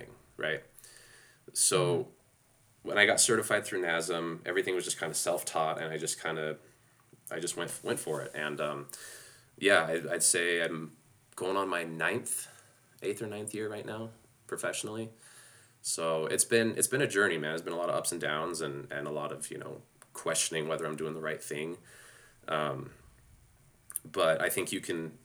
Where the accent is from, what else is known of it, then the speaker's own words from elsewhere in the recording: Ennis, Montana, United States; moved away as an adult; also born or lived in Las Vegas; I grew up in Montana coming from five generations of butchers.